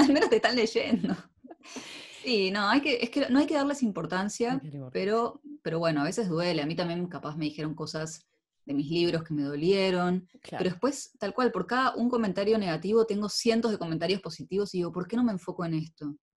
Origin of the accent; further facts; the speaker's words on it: Argentina; now in Netherlands; Vos viste que en Argentina vamos con unas vueltas para decir las cosas